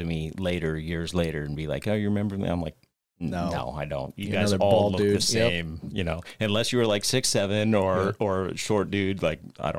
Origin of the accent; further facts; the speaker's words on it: California, United States; So I was brought up in California, born and raised in California.